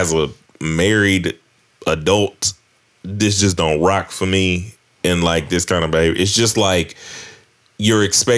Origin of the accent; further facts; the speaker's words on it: the South, United States; I'm from the South.